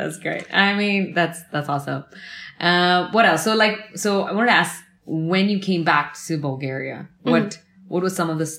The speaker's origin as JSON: {"language": "English", "country": "India", "said": "being Indian, like I cannot buy expensive stuff. Like I go for the cheapest thing. Like that's one Indian thing about me."}